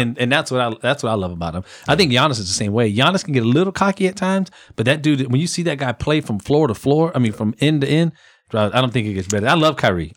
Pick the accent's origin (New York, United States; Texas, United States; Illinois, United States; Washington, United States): Texas, United States; Converse; Converse, Texas, my hometown